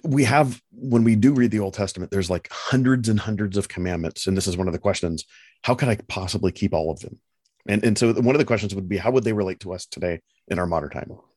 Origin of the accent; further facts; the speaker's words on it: United States; as an American